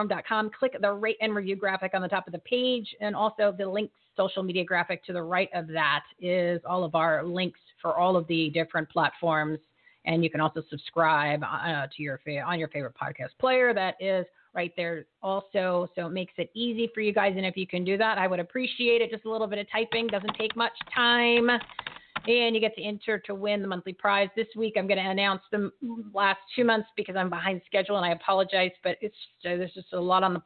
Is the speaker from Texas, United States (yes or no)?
no; New Jersey, United States; I'm from New Jersey